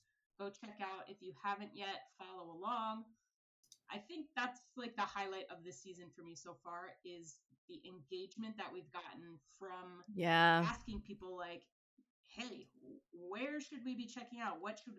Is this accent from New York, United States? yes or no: no; Hackettstown, New Jersey, United States; I grew up in New Jersey, so we took a lot of trips to Pennsylvania. Actually, where I grew up was right on close to the border of Pennsylvania and New Jersey. So yeah, very small town called Hackettstown.